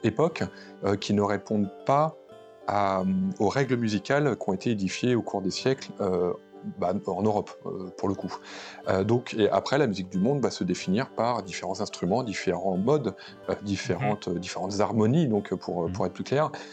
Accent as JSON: {"language": "French", "country": "France", "said": "on est, des Occidentaux, on est des, Français"}